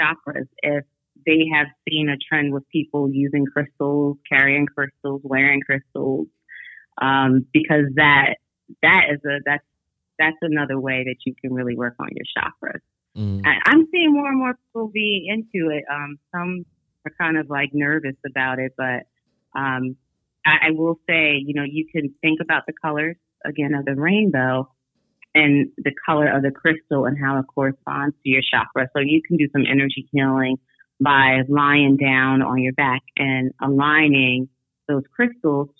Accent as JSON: {"language": "English", "region": "New York", "country": "United States", "tie": "born or raised there", "said": "I was born in New York."}